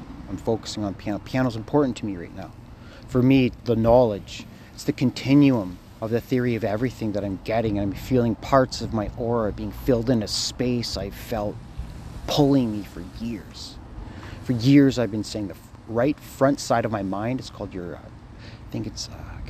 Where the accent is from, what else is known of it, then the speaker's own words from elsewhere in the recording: Thunder Bay, Ontario, Canada; I'm Thunder Bay